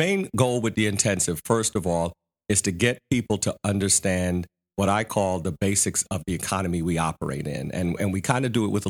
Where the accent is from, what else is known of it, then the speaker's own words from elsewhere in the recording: New York, United States; I came from New York, graduated, got a job working for a bank down here.